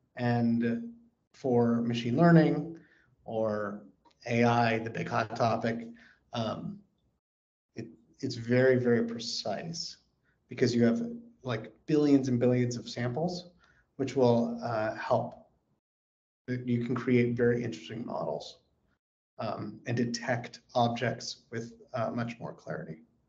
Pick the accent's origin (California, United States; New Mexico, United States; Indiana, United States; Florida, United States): California, United States; now in Texas, United States; I live in Texas. I'm a resident of Texas. I want to be very clear about that but I was born in California